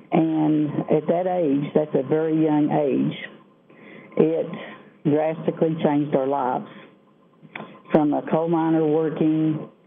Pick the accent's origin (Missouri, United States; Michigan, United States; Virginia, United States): Virginia, United States; Southwest; I am from Southwest Virginia